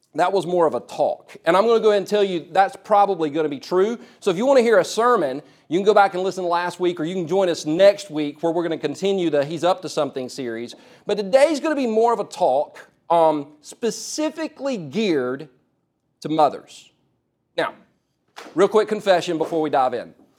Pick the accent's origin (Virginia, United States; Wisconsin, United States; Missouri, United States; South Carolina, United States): South Carolina, United States; also born or lived in California; we moved from California to South Carolina when I was four years old